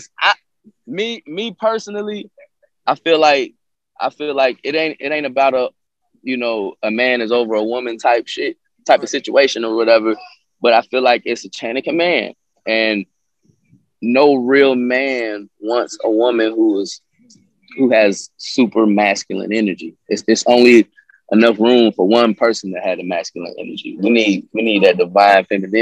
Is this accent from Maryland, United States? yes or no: no; Atlanta, Georgia, United States; also born or lived in Columbus, Ohio; I'm originally from Columbus, Ohio. And I moved down here in Atlanta when I was 10. So I grew up down here